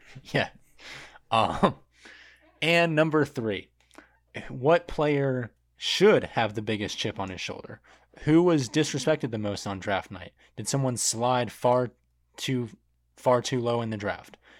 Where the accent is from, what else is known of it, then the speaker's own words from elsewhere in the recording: Michigan, United States; I was born in Michigan.